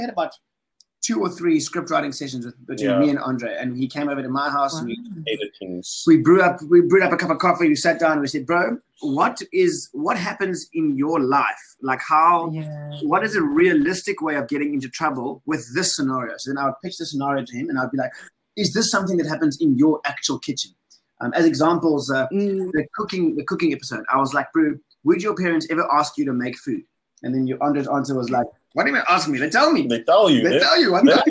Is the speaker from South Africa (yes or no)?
yes; South Africa; I'm African as a South African dude, but flip, my Western upbringing is totally different